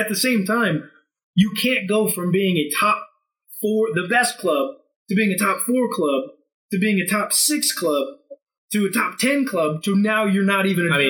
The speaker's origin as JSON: {"language": "English", "country": "United States", "said": "as an American"}